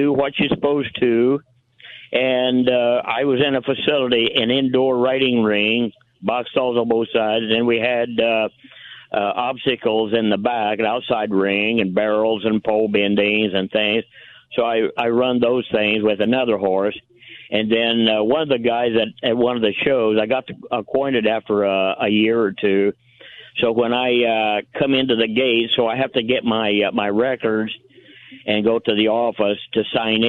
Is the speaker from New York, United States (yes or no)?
no; Indiana, United States; now in Los Angeles, United States; I'm from Indiana.